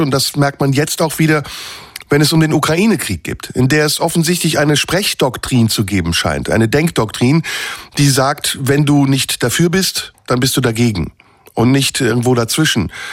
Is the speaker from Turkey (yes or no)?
yes; Turkey; now in Germany; ich bin ja noch aus der Türkei